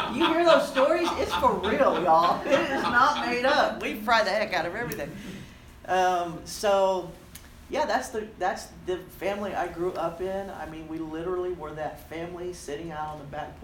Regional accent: Corpus Christi, Texas, United States; I was born and raised deep, about as far deep as you can go in the South. Without going to Mexico. I grew up in Corpus Christi, Texas

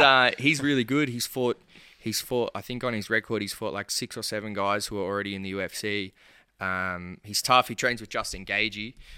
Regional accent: Bacchus Marsh, Victoria, Australia; I'm from Bacchus Marsh

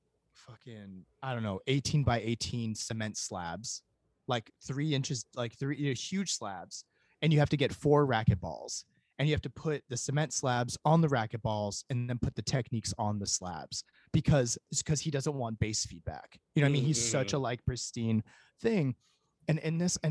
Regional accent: Irvine, California, United States; also born or lived in Chicago; now in Los Angeles, United States; I grew up in Irvine, which is in Orange County.

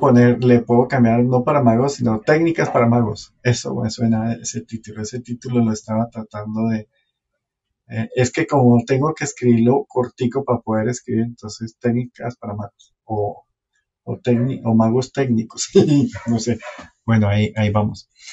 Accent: Santa Marta, Magdalena, Colombia; moved away; como yo me vine hace tanto tiempo de Santa Marta, en el tiempo que yo era pelado

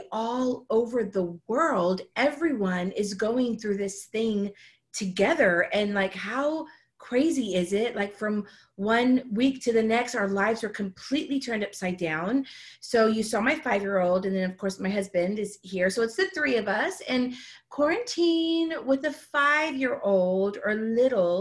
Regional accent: Houston, Texas, United States; moved away as an adult; now in Dallas, United States; in my hometown where I'm from, which is Houston

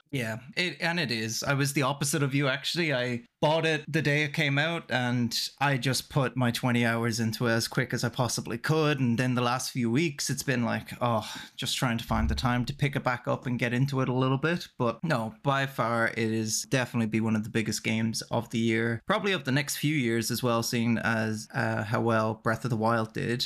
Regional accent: Ireland; now in Canada; I'm Irish, but living in Canada

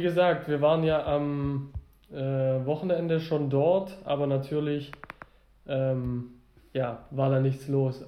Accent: the South, Southern Germany, Germany; bei uns im Süden

